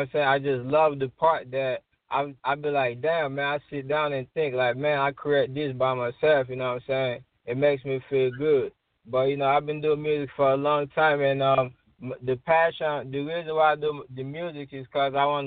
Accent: Sierra Leone; moved away; I came from West Africa, Sierra Leone

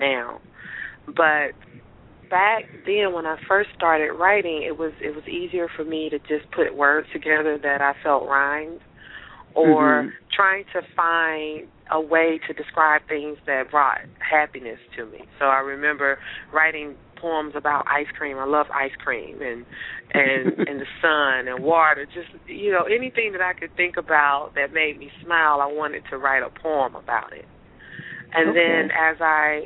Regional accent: Atlanta, Georgia, United States; also born or lived in Lithonia, Georgia; I grew up in Atlanta, Georgia, and actually when I was actually born at Grady, and we lived in the city until I was maybe in the fourth or fifth grade, and then we moved out to Lithonia

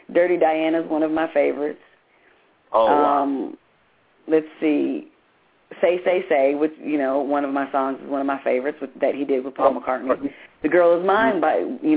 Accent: Grand Rapids, Michigan, United States; moved away; I'm originally from Grand Rapids, Michigan

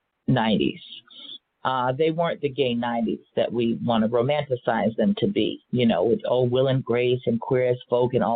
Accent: Los Angeles, California, United States; I grew up here in Los Angeles

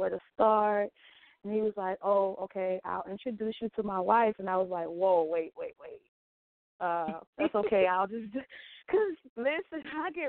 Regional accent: Mississippi, United States; now in York, United States; I'm originally from Mississippi, a small town in Mississippi. I'm now residing in York, Pennsylvania

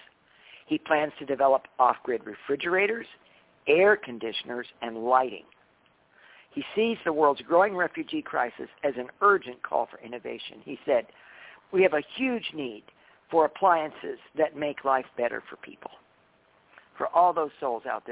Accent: Mount Shasta, California, United States; I'm from Mount Shasta

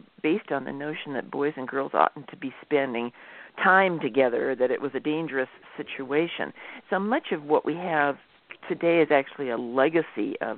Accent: Midwest, United States; I grew up in the Midwest

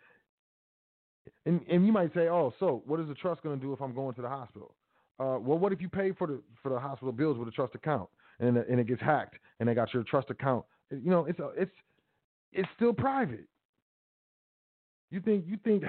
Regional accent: United States; I'm American, I'm not a U.S. citizen.

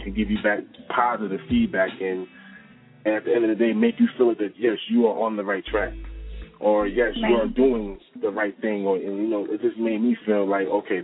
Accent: Mount Vernon, New York, United States; growing up in Mount Vernon

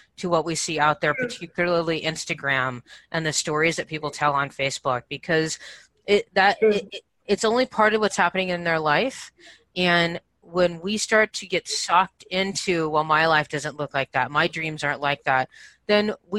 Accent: Santa Barbara, California, United States; moved away; I'm from Santa Barbara in that area

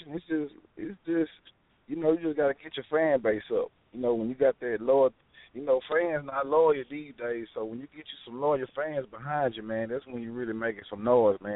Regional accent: Dallas, Texas, United States; right now I'm calling from Louisiana because I'm out here on the road working, but I'm from Dallas, Texas, though. Triple D.

